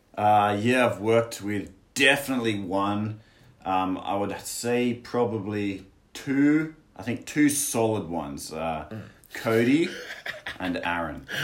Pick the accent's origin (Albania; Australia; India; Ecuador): Australia; moved away as an adult; now in China; I'm from Australia, and I'm 29, and I'm here in China.